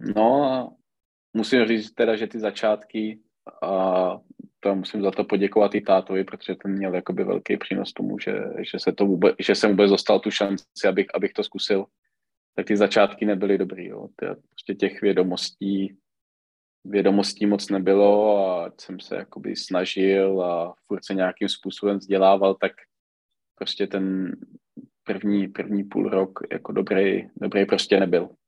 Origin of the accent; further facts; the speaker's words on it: Czechia; U nás v Čechách většinou, když se na to podíváte, tak ty trenéři, pokud se hejbou, tak jde většinou trenér sám